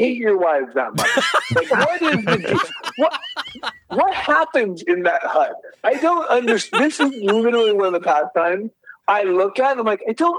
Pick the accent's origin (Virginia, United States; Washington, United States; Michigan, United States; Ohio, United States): Michigan, United States; just outside of Detroit; moved away; I grew up in just outside of Detroit, so we're all Midwest